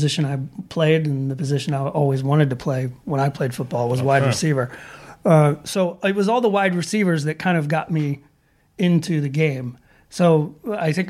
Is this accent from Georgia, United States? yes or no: yes; Atlanta, Georgia, United States; now in Sweden; I'm from Atlanta